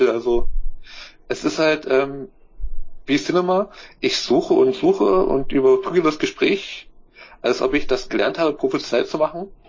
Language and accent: German; Germany; ich bin Deutscher.